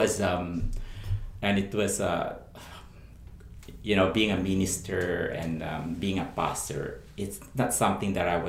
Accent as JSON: {"language": "English", "country": "Philippines", "said": "my family, being a Filipino, and you know, the expectation from families"}